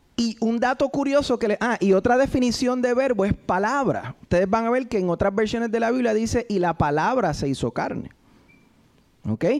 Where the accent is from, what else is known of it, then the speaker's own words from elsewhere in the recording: Puerto Rico; los que boricuas